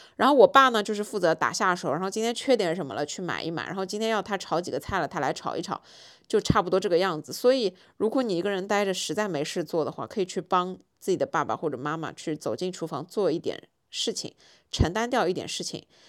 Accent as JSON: {"language": "Chinese", "region": "Shanghai", "country": "China", "said": "作为一个上海人，很少看到下大雪"}